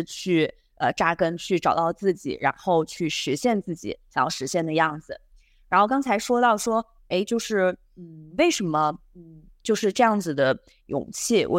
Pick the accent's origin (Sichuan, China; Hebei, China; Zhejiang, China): Sichuan, China; a small county town in; moved away as an adult; also born or lived in Beijing; now in Hong Kong; 我是四川一个小县城的出生的